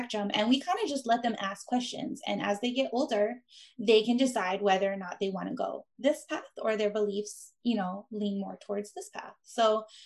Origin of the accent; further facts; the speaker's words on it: Big Island of Hawaii, United States; moved away as an adult; my husband and I, because we are from the Big Island of Hawaii.